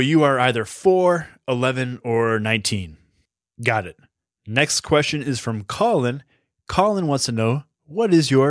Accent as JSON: {"language": "English", "region": "Massachusetts", "country": "United States", "tie": "born or raised there", "accent": "Boston", "lives_now": "Chicago, United States", "said": "I grew up in Massachusetts, and that's where I went to college. And then I became a journalist and moved to Chicago to work at a newspaper here. I used to have a very thick Boston accent."}